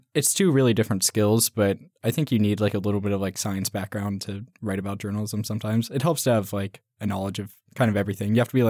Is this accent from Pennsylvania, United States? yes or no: no; Clackamas, Oregon, United States; I'm from just outside Portland, Oregon. I grew up in Clackamas